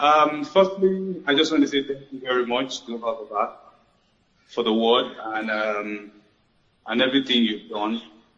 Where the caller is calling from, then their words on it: Lagos, Nigeria; Good evening. … I'm calling from Lagos, Nigeria.